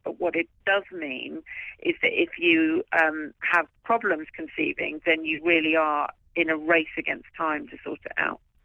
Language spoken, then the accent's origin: English; London, United Kingdom; was based at the hospital where I was born in London